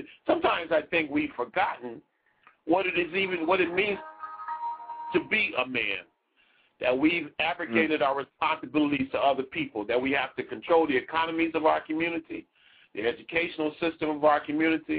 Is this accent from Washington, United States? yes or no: no; California Bay Area, United States; 510 is the California Bay Area. That's Oakland, Berkeley, San Francisco. That's the area I spent a lot of my youth in. I'm from California.